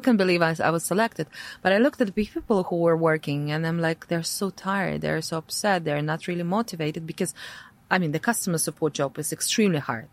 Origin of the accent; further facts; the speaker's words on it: Latvia; English is a second language; moved away as an adult; my parents are Russian. Uh, however, I born in, uh, I was born in Latvia, right? So I speak Latvian. I have my passport. So for me, Latvia was always a home home